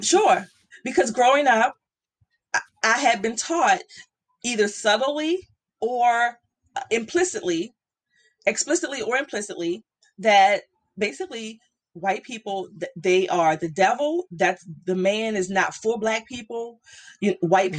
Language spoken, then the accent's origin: English; Baltimore, Maryland, United States; I grew up in Baltimore